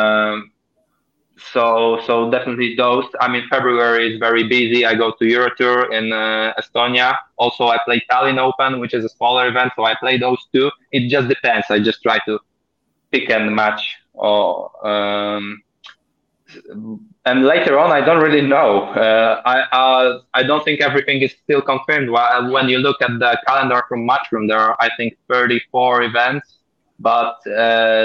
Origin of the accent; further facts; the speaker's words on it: Poland; my home country